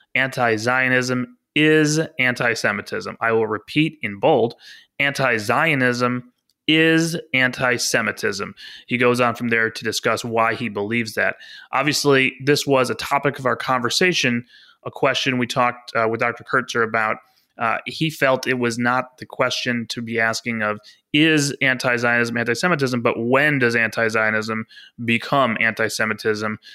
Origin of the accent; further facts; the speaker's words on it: Chicago, Illinois, United States; as a Chicagoan